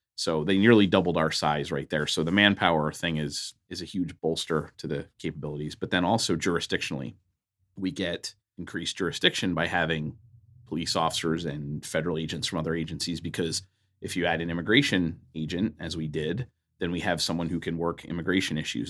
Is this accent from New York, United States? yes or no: no; Philadelphia, Pennsylvania, United States; I grew up in Philadelphia, Pennsylvania, on the East Coast.